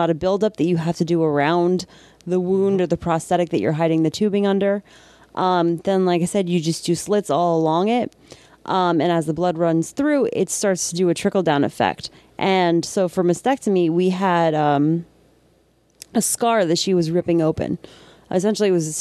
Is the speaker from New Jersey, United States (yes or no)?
yes; New Jersey, United States; accent: Jersey; my Jersey accent